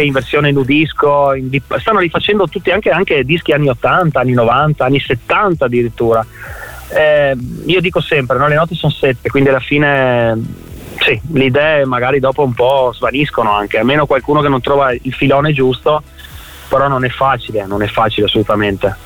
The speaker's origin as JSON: {"language": "Italian", "town": "Trieste", "region": "Friuli-Venezia Giulia", "country": "Italy", "tie": "born or raised there", "also_born_or_lived": "Alto Adige", "moved": "as an adult", "said": "nato ah nato, a Trieste, sì, nato a Trieste, sì, proprio nato a Trieste"}